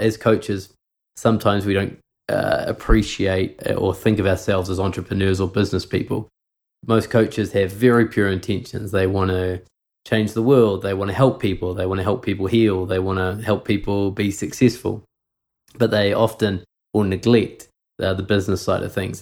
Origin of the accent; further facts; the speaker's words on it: New Zealand; I grew up in New Zealand. I never never lived in Canada, but my mum is from Montreal